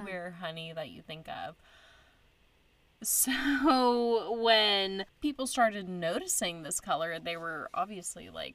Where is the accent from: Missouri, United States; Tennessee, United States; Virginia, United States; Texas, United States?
Texas, United States; I'm from Texas